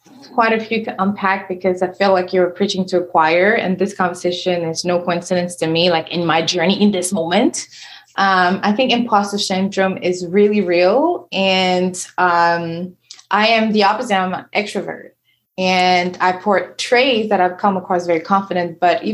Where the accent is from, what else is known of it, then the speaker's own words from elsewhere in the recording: Senegal; first language French; English is a second language; So I moved here from Senegal. And so I have an accent, you know, my first language is French.